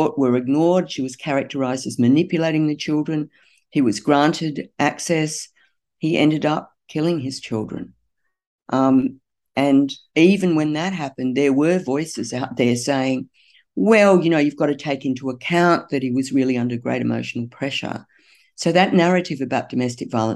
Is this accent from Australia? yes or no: yes; Newcastle, New South Wales, Australia; I'm from Newcastle